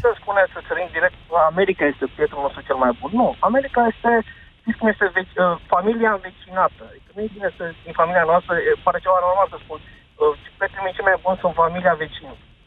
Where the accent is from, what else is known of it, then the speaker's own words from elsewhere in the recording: Brașov, Brașov County, Romania; Eu sunt din Brașov